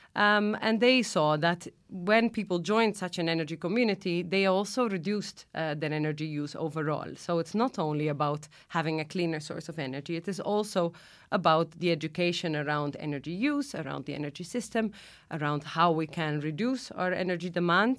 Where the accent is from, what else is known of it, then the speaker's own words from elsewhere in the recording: Netherlands; moved away as an adult; now in Malta; I'm originally from the Netherlands, uh, actually, but I came to Malta just over ten years ago now.